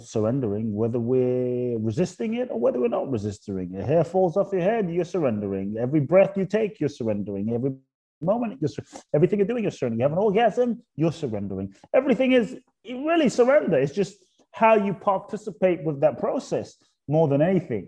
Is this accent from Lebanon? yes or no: no; London, United Kingdom; also born or lived in Ghana / Los Angeles, United States; now in Miami, United States; I was born in Ghana, West Africa. My father's from Ghana, my mother's Japanese. I grew up in London, lived in Los Angeles for 20 plus years, now in Miami